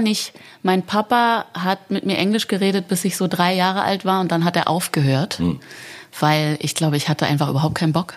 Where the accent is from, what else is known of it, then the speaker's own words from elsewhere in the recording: Berlin, Germany; bin ich sehr wohlbehütet in Berlin-Charlottenburg aufgewachsen